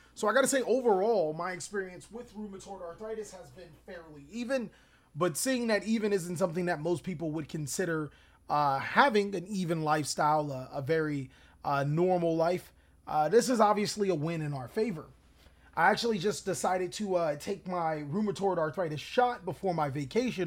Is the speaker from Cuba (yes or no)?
no; Long Beach, California, United States; moved away; also born or lived in Watts, California; we arrive to Pleasant Long Beach, my hometown